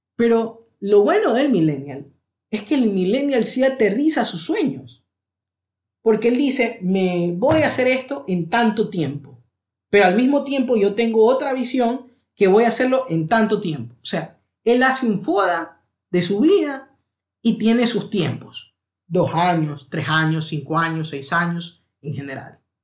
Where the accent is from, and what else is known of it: Ecuador; also born or lived in London, United Kingdom